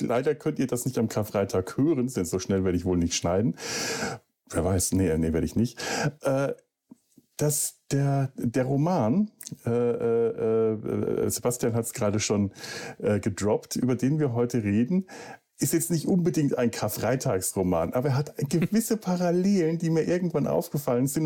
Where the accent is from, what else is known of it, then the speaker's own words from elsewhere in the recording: Franconia, Bavaria, Germany; bei uns in Franken